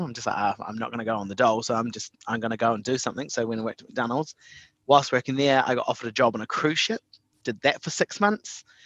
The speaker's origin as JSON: {"language": "English", "town": "Invercargill", "region": "Southland", "country": "New Zealand", "tie": "born or raised there", "said": "I was brought up in Invercargill"}